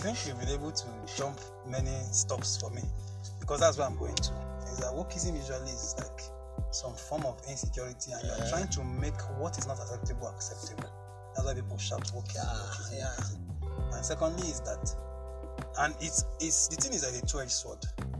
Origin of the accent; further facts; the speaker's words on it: Kogi, Nigeria; the part where I began to understand my environment most was when I was growing up in Kogi, like my hometown.